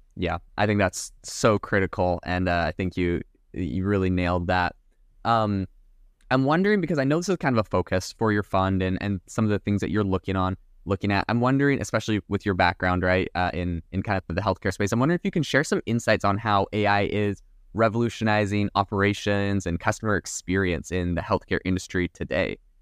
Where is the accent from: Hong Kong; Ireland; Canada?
Canada; now in United States; I'm from Canada, so I've immigrated to America as well.